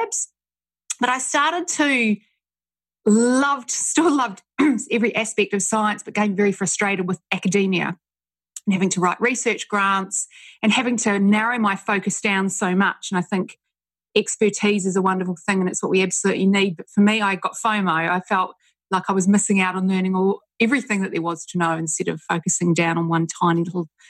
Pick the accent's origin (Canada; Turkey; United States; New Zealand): New Zealand; Christchurch, Canterbury; moved away as an adult; now in Sydney, Australia; I grew up in Christchurch, New Zealand